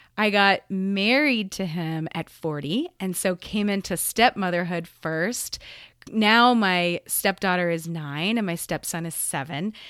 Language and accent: English; Gainesville, Florida, United States; also born or lived in Spain; now in Denver, United States; I grew up in Gainesville, Florida